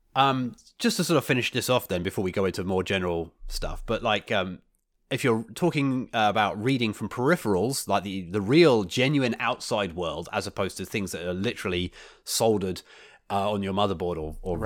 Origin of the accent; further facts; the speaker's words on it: United Kingdom; moved away; my my home country